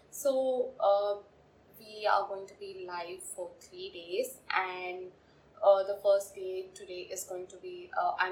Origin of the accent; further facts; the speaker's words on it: India; I'm from India